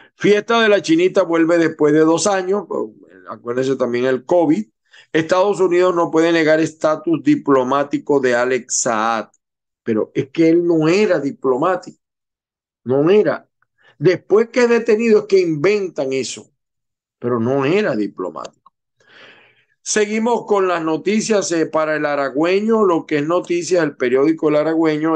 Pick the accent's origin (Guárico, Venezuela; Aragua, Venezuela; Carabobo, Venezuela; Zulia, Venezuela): Zulia, Venezuela; moved away; los venezolanos, que sobre todo los que venimos del Zulia